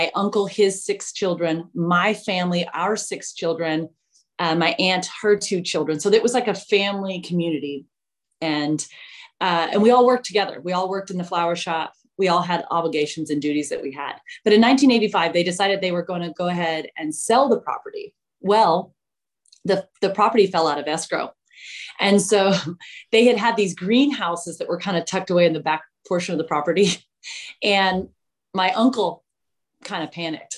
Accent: Mesa, Arizona, United States; I grew up in Mesa, Arizona

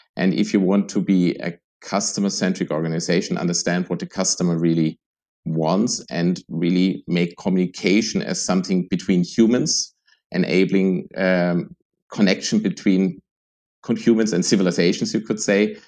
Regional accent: Germany; now in Vienna, Austria; I'm originally from Germany

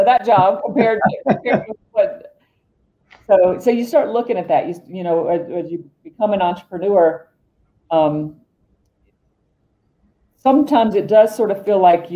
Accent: Georgia, United States; moved away as an adult; also born or lived in Atlanta / New York; now in Golden, United States; I worked in Atlanta and New York. I'm from Georgia.

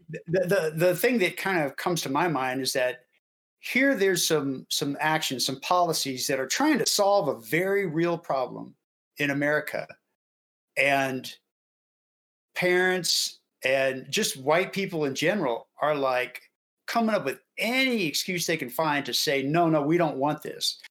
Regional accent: Houston, Texas, United States; Marty and I grew up in Houston.

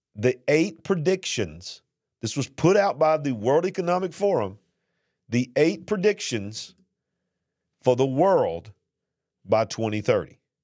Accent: the South, United States; accent: Southern; the way you hear me talking, my accent there, I'm not from New York City. And, and the regulations down here in the South was not that bad

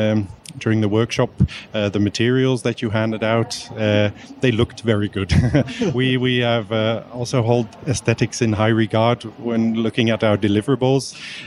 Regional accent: Belgium; We're from Belgium. We have something in common. We live in a dual lingual country.

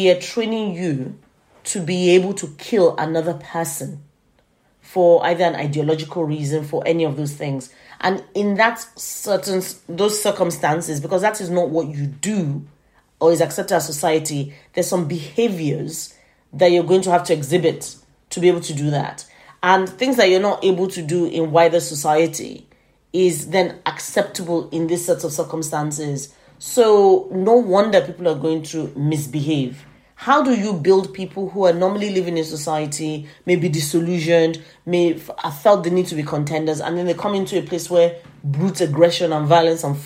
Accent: Nigeria; my cultural experience as a Nigerian

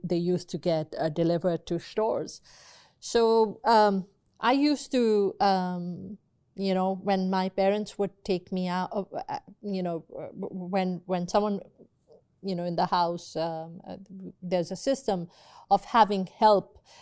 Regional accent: Pakistan; growing up in Pakistan, when I was a little baby, um, you know, maybe two, three years old

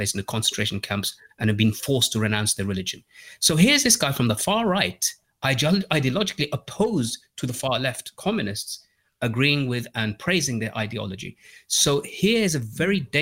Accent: Birmingham, West Midlands, United Kingdom; I grew up in Birmingham in the UK

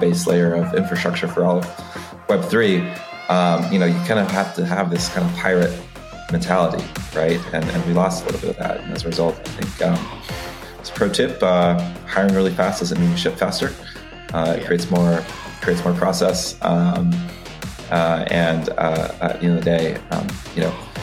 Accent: Tampa, Florida, United States; also born or lived in Dominican Republic; I'm from the Dominican Republic and moved to Tampa, Florida when I was 2 years old.

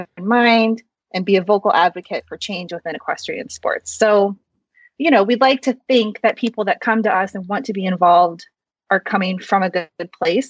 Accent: Midwest, United States; also born or lived in South Korea; I was adopted from South Korea, and I was raised in a white family in the Midwest in a predominantly white suburb.

